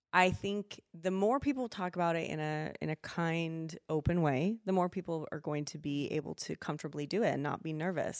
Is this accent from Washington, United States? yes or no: yes; Spokane, Washington, United States; moved away as an adult; now in Idaho, United States; I grew up in Spokane